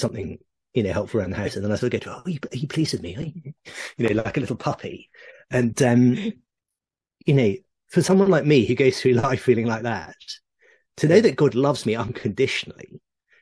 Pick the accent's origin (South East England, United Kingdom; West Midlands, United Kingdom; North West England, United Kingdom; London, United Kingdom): South East England, United Kingdom; Oxford; I grew up in Oxford